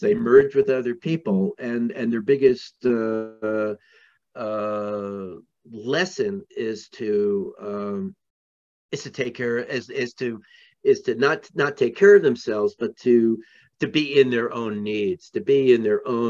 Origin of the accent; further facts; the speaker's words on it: New York, United States; I grew up in New York, in Manhattan, where there was the highest percentage of psychiatrists anywhere